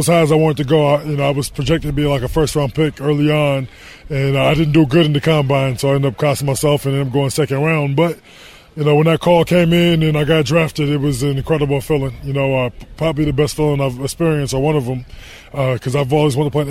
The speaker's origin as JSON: {"language": "English", "town": "Denver", "region": "Colorado", "country": "United States", "tie": "born or raised there", "also_born_or_lived": "Miami, Florida / Arizona", "moved": "as an adult", "said": "I grew up in Denver, Colorado, which is a little cold"}